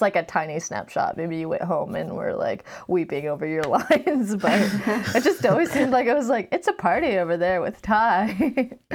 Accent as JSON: {"language": "English", "town": "Glen Burnie", "region": "Maryland", "country": "United States", "tie": "born or raised there", "also_born_or_lived": "Virginia / Germany", "said": "Noelle and I were both born in Virginia, and then we moved to Germany. But then most of our lives, we grew up ten minutes outside of Baltimore"}